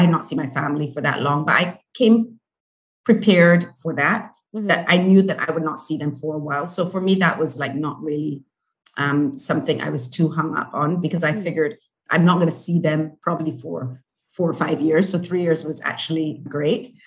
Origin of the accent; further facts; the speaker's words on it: Barbados; moved away as an adult; also born or lived in Beijing, China; now in San Francisco, United States; I'm from Barbados